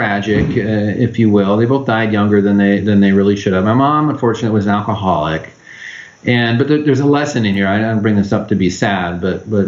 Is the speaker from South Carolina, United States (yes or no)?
no; Los Angeles, California, United States; also born or lived in San Diego / Orange County / Riverside County; I grew up in Los Angeles